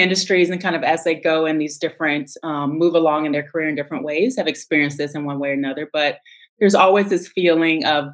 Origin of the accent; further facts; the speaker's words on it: St. Louis, Missouri, United States; moved away as an adult; also born or lived in Los Angeles / Austin, Texas / South America; now in Washington, D.C., United States; I was born and raised in St. Louis